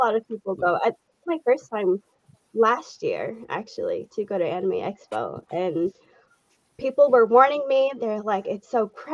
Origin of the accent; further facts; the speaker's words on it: New York, United States; I'm from New York